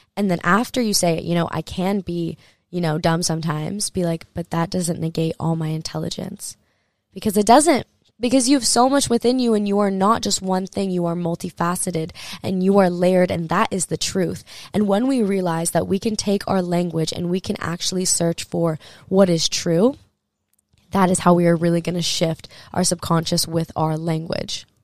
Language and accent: English; Hawaii, United States; I grew up in Hawaii.